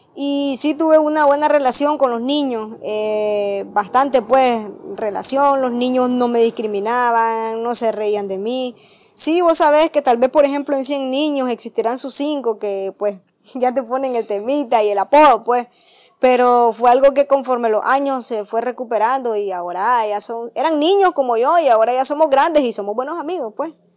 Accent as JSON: {"language": "Spanish", "town": "Potosí", "region": "Rivas", "country": "Nicaragua", "said": "soy del municipio de Potosí, departamento de Rivas"}